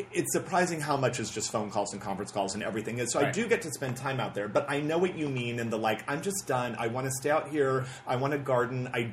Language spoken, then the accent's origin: English; Riverside, California, United States; also born or lived in New York; now in Los Angeles, United States; born and raised in Riverside, California, which is, you know, 50 miles from here. So I'm a Southern California guy